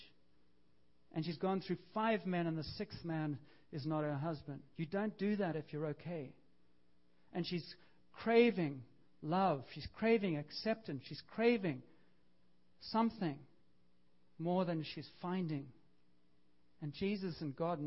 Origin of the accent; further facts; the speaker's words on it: Canada; we're Canadian, I am, but I'm still a half-breed